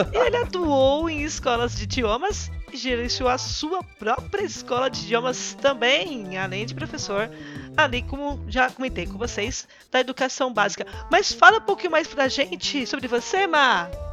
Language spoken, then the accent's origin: Portuguese; Brazil; Aqui no Brasil